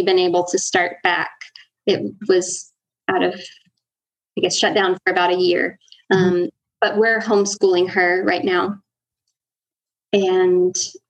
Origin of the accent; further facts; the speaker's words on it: United States; moved away as an adult; now in Honduras; I grew up homeschooled in the States